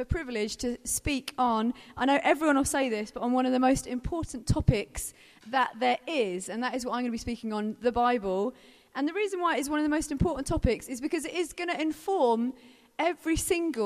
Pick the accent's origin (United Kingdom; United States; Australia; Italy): United Kingdom; Brighton, South East England; I'm from Brighton